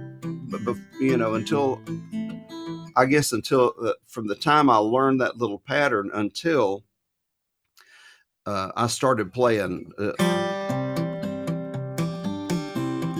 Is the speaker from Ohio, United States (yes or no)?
no; Jacksonville, Florida, United States; I'm from Jacksonville, so we had, three major Navy bases there.